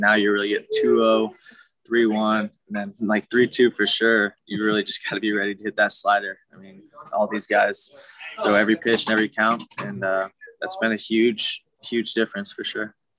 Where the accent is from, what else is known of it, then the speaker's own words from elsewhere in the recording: Milwaukee, Wisconsin, United States; moved away; also born or lived in Oklahoma; I grew up in Milwaukee, uh, and then moved to Oklahoma